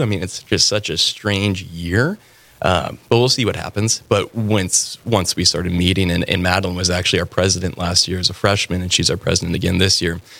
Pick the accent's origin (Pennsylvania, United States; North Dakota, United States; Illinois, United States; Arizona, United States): North Dakota, United States; Fargo; also born or lived in Bismarck, North Dakota / Denver, Colorado; I was born and raised in Fargo, and I actually graduated from Shanley High School back in 2014